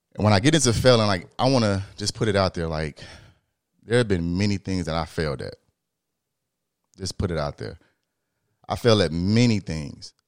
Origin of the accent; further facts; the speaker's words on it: Illinois, United States; I'm from the Midwest, we from Illinois